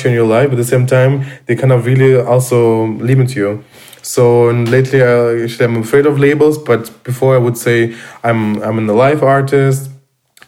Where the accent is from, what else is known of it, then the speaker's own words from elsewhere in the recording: Rostov-on-Don, Rostov Oblast, Russia; English is a second language; moved away as an adult; also born or lived in Dresden, Germany; now in Berlin, Germany; I was born and raised in Russia, in Rostov-on-Don